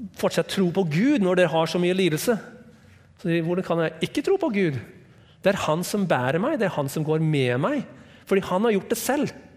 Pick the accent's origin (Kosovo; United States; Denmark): United States; Norwegian is a second language; also born or lived in Hawaii; now in Norway; Jeg er fra USA